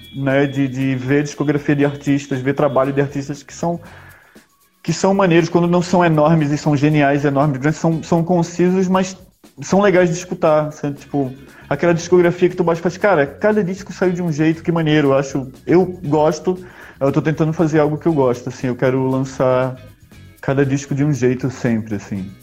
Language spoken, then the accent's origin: Portuguese; Recife, Pernambuco, Brazil; also born or lived in Sweden; eu fui criado em Recife, mas eu nasci na Suécia